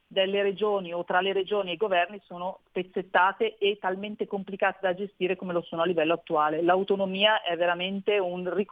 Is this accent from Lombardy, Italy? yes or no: yes; Lombardy, Italy; io sono convinta da lombarda, ma con poca umiltà forse, di poter assolutamente dimostrare che la Lombardia non solo può fare del bene ancora di più per i lombardi, ma per tutta l'Italia